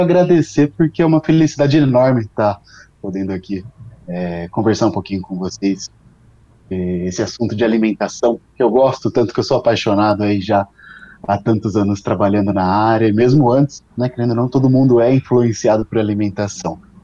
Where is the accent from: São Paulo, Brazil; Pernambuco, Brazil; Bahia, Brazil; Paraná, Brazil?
São Paulo, Brazil; São Carlos; also born or lived in Ribeirão Preto; eu sou daqui do interior de São Paulo, sou de São Carlos